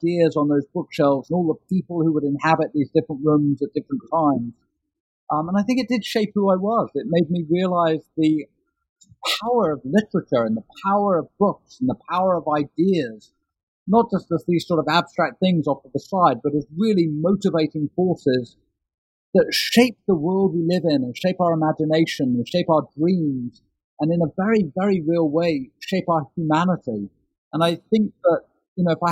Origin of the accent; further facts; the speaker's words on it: London, United Kingdom; I grew up in London in the 1970s and 1980s